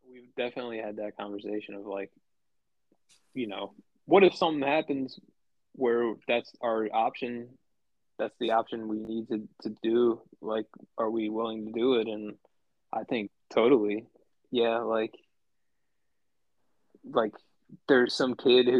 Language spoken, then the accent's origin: English; East Coast, Mid-Atlantic, United States; growing up in the States, especially on the East Coast, like mid-Atlantic